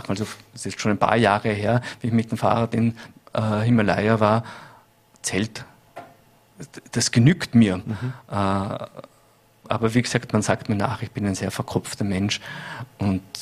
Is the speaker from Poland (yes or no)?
no; Bregenz, Vorarlberg, Austria; dann wäre natürlich Bregenz nicht mehr wiederzuerkennen im guten Sinne und das würde mich persönlich als Bregenzer sehr sehr, sehr freuen.